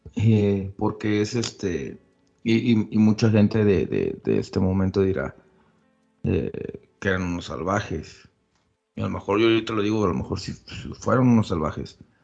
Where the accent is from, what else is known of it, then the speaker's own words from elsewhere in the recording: Mexico; Somos un pueblo mestizo y somos mexicanos